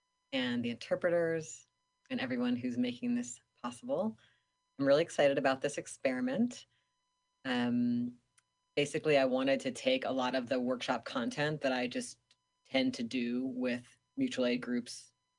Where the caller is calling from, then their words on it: Seattle, Washington, United States; I am calling in from Duwamish Land, Seattle, Washington